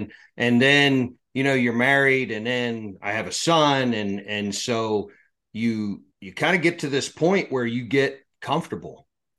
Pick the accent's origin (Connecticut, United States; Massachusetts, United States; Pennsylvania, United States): Pennsylvania, United States; So I grew up in South Central Pennsylvania. I grew up on a little farm.